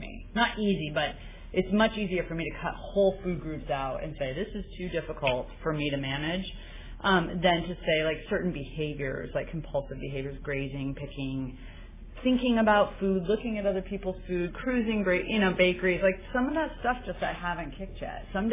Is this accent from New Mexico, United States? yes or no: yes; New Mexico, United States; now in San Francisco, United States; I grew up in New Mexico